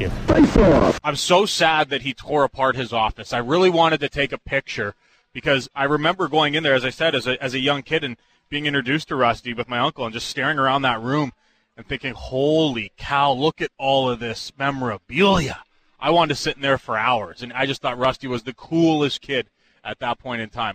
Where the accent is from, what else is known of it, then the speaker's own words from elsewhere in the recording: Palmerston, Ontario, Canada; We come from Palmerston and Drayton, respectively. Palmerston. We don't have malls